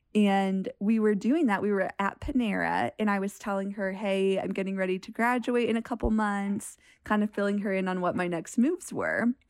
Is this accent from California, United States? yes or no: no; Michigan, United States; moved away as an adult; also born or lived in Montana; I grew up in Michigan